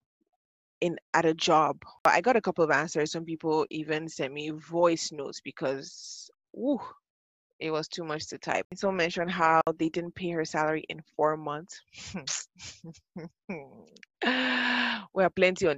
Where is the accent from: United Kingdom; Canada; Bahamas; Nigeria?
Nigeria; Ibadan, Oyo; moved away as an adult; also born or lived in Ogun State; now in Lagos, Nigeria; Born and bred in Ibadan.